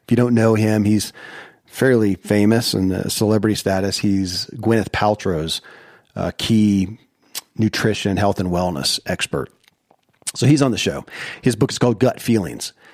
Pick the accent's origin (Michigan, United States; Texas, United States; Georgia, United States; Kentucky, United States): Kentucky, United States; born or raised there